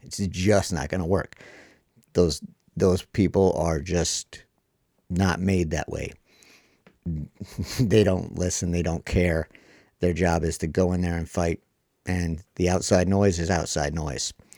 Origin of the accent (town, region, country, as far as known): United States